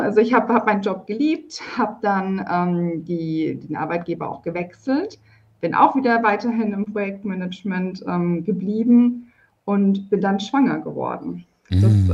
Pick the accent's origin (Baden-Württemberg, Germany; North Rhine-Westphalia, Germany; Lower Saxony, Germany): Baden-Württemberg, Germany; Karlsruhe; Ich komme, örtlich gesehen komme ich aus Karlsruhe. Ich bin auch immer noch in Karlsruhe